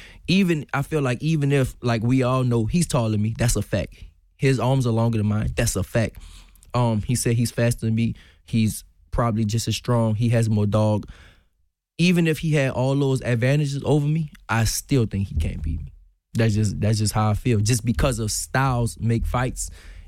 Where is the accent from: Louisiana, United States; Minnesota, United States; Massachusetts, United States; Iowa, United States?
Louisiana, United States; New Orleans; now in Houston, United States; When I came from New Orleans to Houston, I used to get my nose bust all the time because I love to fight.